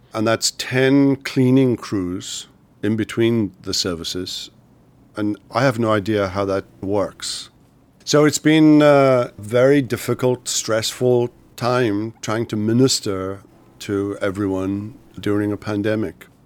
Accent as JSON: {"language": "English", "region": "Wales", "country": "United Kingdom", "tie": "born or raised there", "said": "I grew up in Wales in the United Kingdom."}